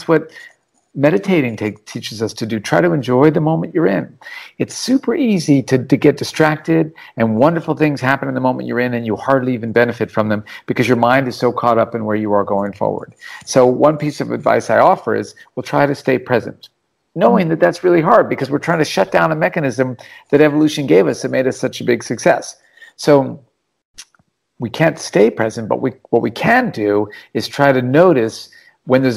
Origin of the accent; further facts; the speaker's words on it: Anchorage, Alaska, United States; now in Australia; When I grew up in Alaska